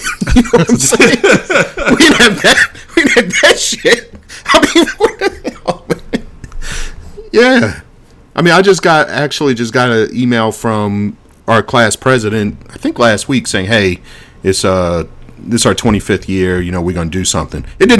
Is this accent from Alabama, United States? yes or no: yes; Alabama, United States; Yeah, we just call that growing up in Alabama.